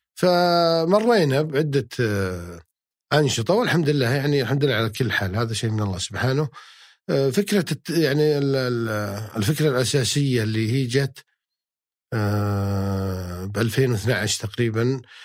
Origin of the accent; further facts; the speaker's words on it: Unaizah, Al-Qassim, Saudi Arabia; moved away as an adult; also born or lived in Jubail, Saudi Arabia; يوم كنت بعنيزه قبل اطلع مدينه جبيل